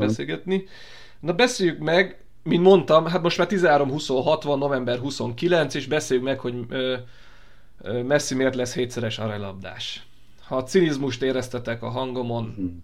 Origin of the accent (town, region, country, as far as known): Hungary